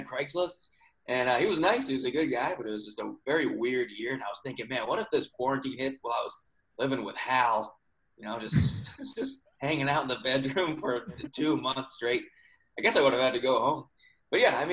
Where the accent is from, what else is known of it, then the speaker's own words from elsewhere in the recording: Seekonk, Massachusetts, United States; moved away as an adult; now in Los Angeles, United States; I'm from a town like an hour south of Boston, on Rhode Island line, to a town called Seekonk.